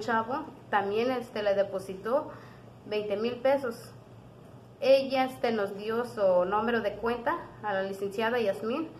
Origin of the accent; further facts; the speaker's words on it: Yahualica, Hidalgo, Mexico; vengo de la comunidad de Susolpa, municipio de Yagualita